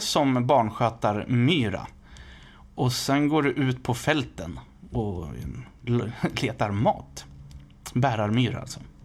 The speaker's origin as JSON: {"language": "Swedish", "town": "Västerås", "region": "Västmanland", "country": "Sweden", "tie": "born or raised there", "said": "jag är född i Västerås"}